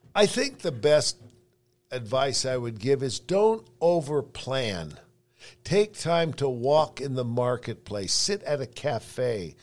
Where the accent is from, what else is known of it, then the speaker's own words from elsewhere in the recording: San Francisco, California, United States; now in Salt Lake City, United States; I grew up in San Francisco